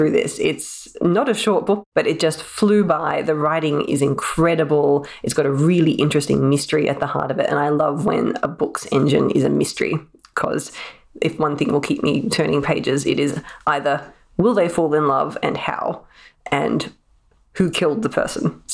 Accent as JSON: {"language": "English", "country": "Australia", "said": "as Australian writers"}